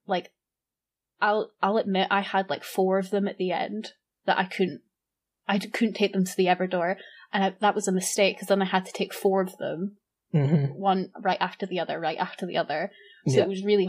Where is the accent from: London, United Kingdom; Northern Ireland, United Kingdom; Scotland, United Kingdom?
Scotland, United Kingdom; I'm Scottish